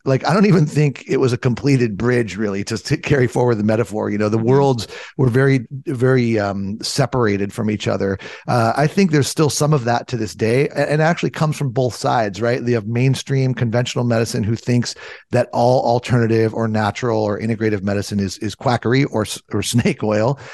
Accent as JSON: {"language": "English", "region": "Southern California", "country": "United States", "tie": "born or raised there", "said": "I grew up in Southern California"}